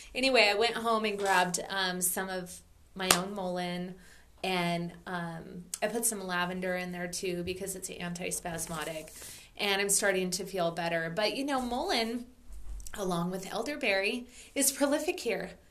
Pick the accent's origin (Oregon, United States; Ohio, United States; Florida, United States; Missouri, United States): Oregon, United States; moved away; also born or lived in Maui; growing up in Oregon